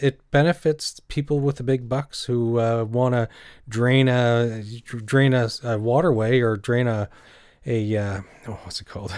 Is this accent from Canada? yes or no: yes; Canada; also born or lived in Cornwall, Ontario